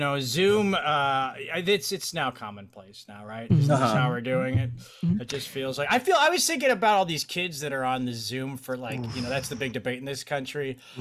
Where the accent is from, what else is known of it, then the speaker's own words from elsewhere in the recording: St. Louis, Missouri, United States; I grew up in the Arch. I was an Arch baby.